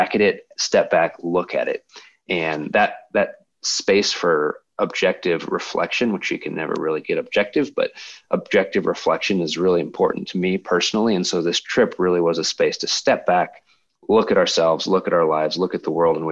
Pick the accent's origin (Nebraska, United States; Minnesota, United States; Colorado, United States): Colorado, United States; Colorado Springs; my wife, Brooke, and I were born and raised in Colorado Springs